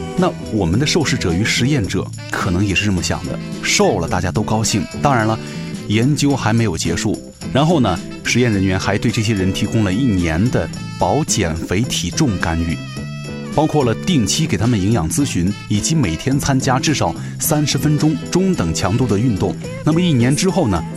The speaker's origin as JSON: {"language": "Chinese", "country": "China", "said": "对于我们中国人来说"}